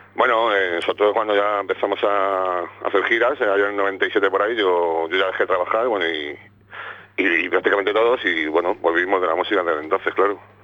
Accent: Madrid, Community of Madrid, Spain; somos de Hortaleza, nos hemos criado en Hortaleza, se hizo el grupo en Hortaleza.

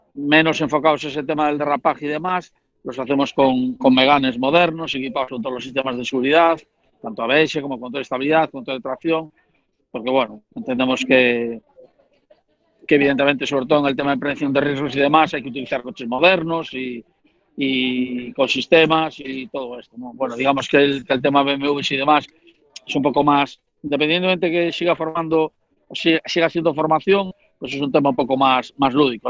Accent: A Coruña, Galicia, Spain; now in Coirós, Spain; soy de La Coruña, pero realmente vivo en Coirós

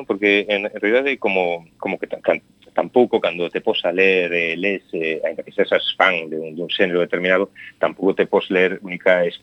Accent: Taragoña, Galicia, Spain; que é o Castro Barbudo de Taragoña, da miña aldea

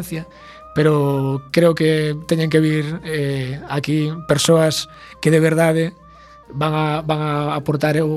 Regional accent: Carril, Galicia, Spain; also born or lived in Vigo / A Coruña / Ferrol; para Vigo e rematei agora en, bueno, en Ferrol, pero bueno, sendo de carril

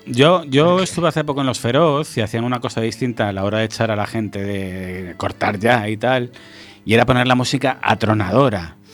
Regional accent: Galicia, Spain; nosotros que somos gallegos

